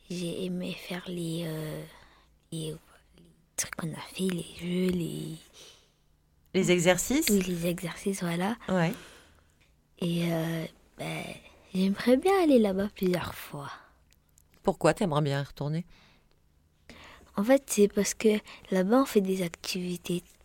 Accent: Marseille, Provence-Alpes-Côte d'Azur, France; Je viens de Marseille. Euh, je viens de, du Canet Jean Jaurès. … J'ai 10 ans. J'habite au Canet Jean Jaurès.

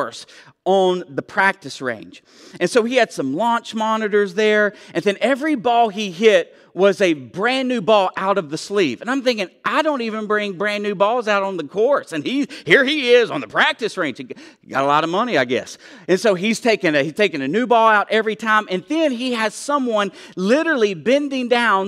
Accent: Tennessee, United States; I'm from Tennessee, so I am one.

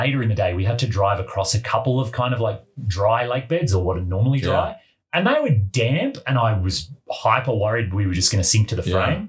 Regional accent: Australia; moved away; that's my home country and I didn't even recognize it.

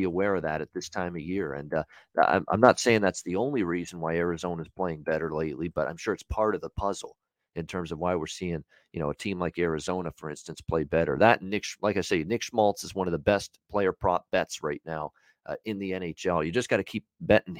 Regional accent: Hamilton, Ontario, Canada; my hometown of Hamilton

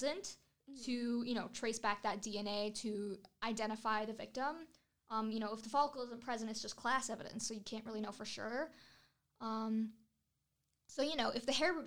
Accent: Southbury, Connecticut, United States; I'm from Southbury

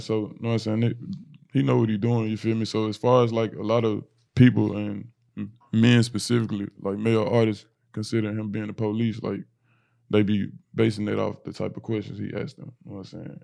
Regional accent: Memphis, Tennessee, United States; moved away as an adult; now in Minnesota, United States; I'm from Memphis, Tennessee, but I recently relocated to Minnesota two years ago

